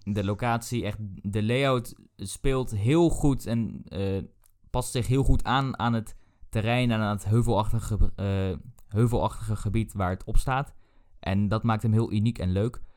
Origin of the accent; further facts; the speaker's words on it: Netherlands; wij kwamen daar aan als typische Nederlanders